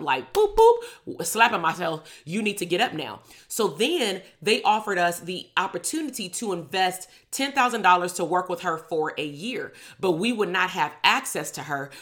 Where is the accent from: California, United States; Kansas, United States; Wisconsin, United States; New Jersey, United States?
California, United States; Compton; "Where are you from? Where did you grow up at?" And I would say, "Compton."